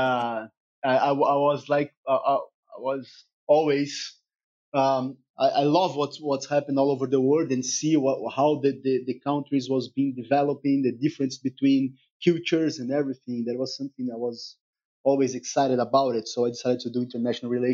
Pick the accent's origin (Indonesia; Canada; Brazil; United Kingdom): Brazil; São Paulo; I spent all my life in Sao Paulo